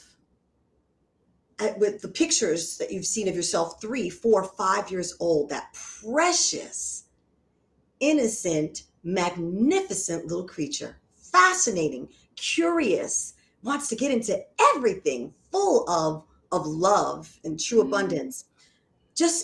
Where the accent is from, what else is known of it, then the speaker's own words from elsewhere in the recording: New Jersey, United States; now in Orlando, United States; my background is that I was raised in New Jersey, a stone's throw away from New York City